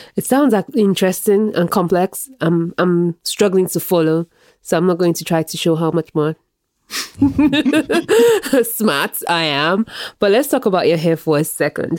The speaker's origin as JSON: {"language": "English", "country": "Nigeria", "tie": "born or raised there", "moved": "yes", "said": "I grew up in Nigeria."}